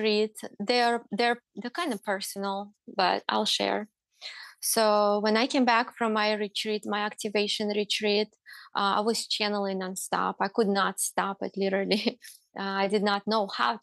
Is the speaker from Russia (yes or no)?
yes; Russia; now in United States; I grew up in Russia.